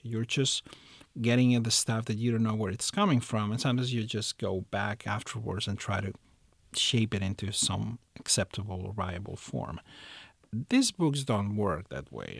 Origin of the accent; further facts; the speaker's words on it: Barcelona, Catalonia, Spain; I was born in the city of Barcelona. I was raised there. I lived there most of my life. So it's it's it's my hometown